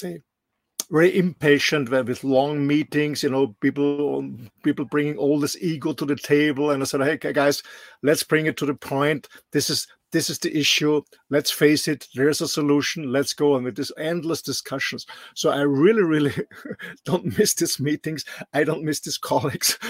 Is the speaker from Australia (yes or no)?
no; Austria; moved away; Austria has no sea access in my home country